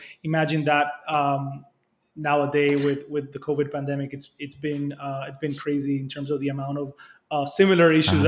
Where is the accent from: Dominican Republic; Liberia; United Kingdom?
Dominican Republic; Republic, which is where our main operation is based and which is where I grew up.